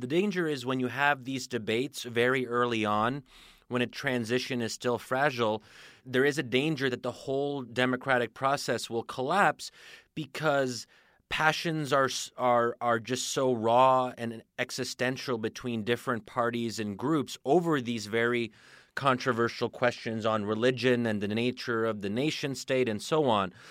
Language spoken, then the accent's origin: English; United States; as an American